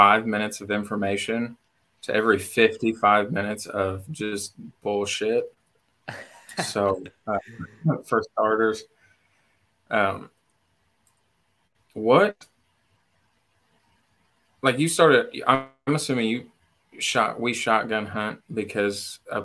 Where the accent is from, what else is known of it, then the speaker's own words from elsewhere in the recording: Southern Indiana, United States; moved away as an adult; now in Kentucky, United States; I was born and raised in Southern Indiana, moved to Kentucky 2 years ago